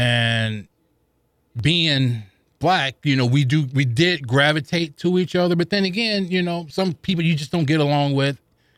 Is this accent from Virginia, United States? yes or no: no; St. Louis, Missouri, United States; I grew up in the projects of the Vaughn Housing Projects down off of Cass. I forget the street. It's been so long. But I'm literally, you could probably throw 10 rocks and hit downtown.